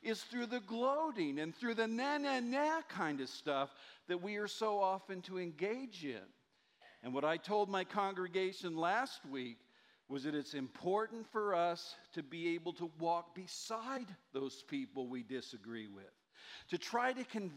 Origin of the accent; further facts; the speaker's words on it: Muskogee, Oklahoma, United States; moved away; my hometown of Muskogee, Oklahoma